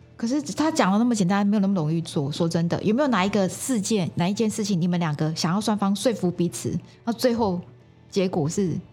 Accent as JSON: {"language": "Chinese", "region": "Yunlin County", "country": "Taiwan", "moved": "yes", "lives_now": "Zhubei, Taiwan", "said": "因为我是是。云林人，来这边住二十啊。年了"}